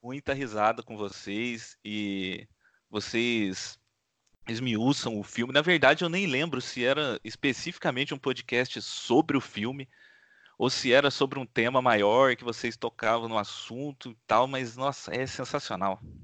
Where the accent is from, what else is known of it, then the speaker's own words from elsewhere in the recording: Pouso Alegre, Minas Gerais, Brazil; moved away; Apesar de não residir mais lá, eu vivi grande parte da minha vida em Pouso Alegre, no sul de Minas Gerais